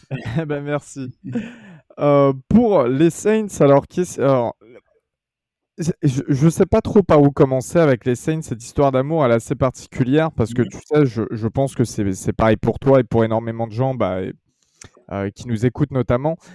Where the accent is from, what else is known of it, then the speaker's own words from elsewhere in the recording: France; j'ai presque 28 ans. Euh, je suis, qu'est-ce que je fais bah, Je suis un simple, euh, je suis français